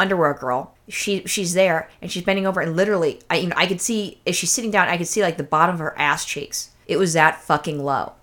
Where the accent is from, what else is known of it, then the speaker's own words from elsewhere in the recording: California, United States; I'm a native Californian